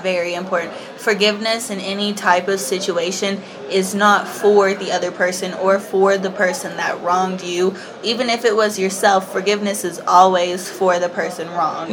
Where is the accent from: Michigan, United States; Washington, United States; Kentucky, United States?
Kentucky, United States; I am from Kentucky in uh-huh. the United States